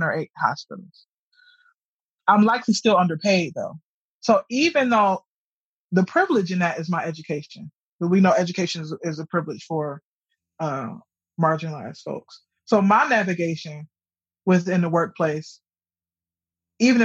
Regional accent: Detroit, Michigan, United States; moved away; I'm from Detroit. When I'm going back to Detroit, predominantly, I see relatives

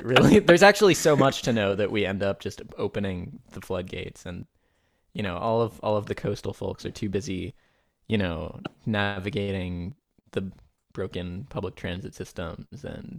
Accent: Midwest, United States; However, I am also from the Midwest. I, in fact, have an overabundance of Midwestern stickers

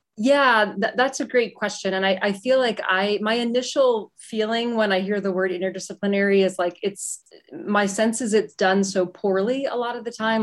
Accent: Pittsburgh, Pennsylvania, United States; moved away; I grew up in Pittsburgh, um, a lot of steel mill, like union

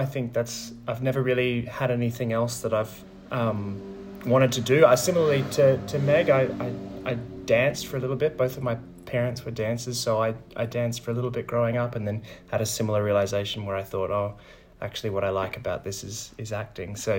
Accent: Melbourne, Victoria, Australia; moved away as an adult; now in Sydney, Australia; I had to move over from Melbourne. I'm from Melbourne originally, so moved

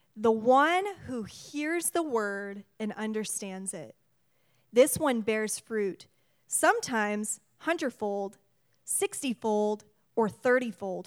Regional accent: Washington, United States; We, we are from Washington. This is our state

